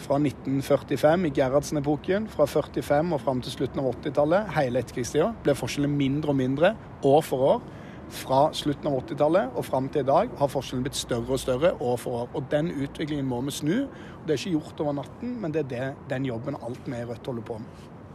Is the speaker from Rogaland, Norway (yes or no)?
yes; Stavanger, Rogaland, Norway; moved away; helt siden jeg ble født i Stavanger. Jeg er jo derfra